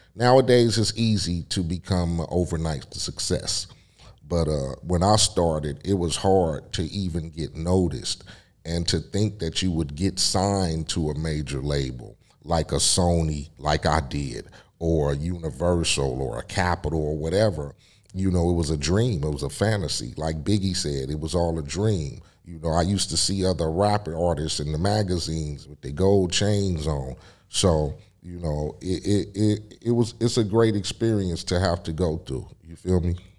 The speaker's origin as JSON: {"language": "English", "town": "Compton", "region": "California", "country": "United States", "tie": "born or raised there", "said": "my hometown of Compton"}